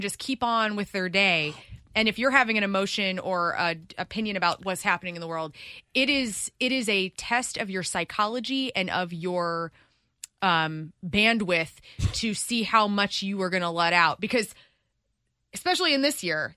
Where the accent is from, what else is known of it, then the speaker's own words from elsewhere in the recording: Columbia, Illinois, United States; now in Missouri, United States; I'm from Illinois